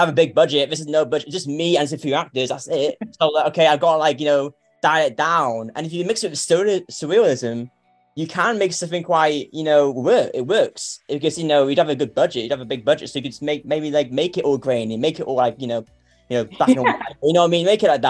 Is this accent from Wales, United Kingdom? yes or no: yes; North Wales, United Kingdom; I'm from North Wales in UK.